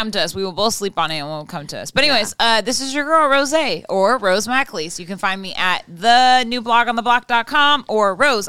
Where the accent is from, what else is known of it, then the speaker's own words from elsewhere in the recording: Ireland; as an Irish woman.